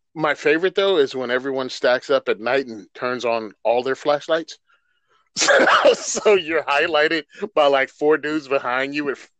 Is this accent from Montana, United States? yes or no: no; Virginia, United States; I'm from Virginia. I born and raised.